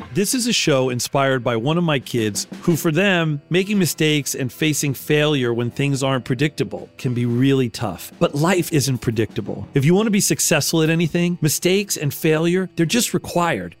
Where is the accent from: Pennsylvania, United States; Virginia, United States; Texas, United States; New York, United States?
Pennsylvania, United States; Philadelphia; I grew up in Philly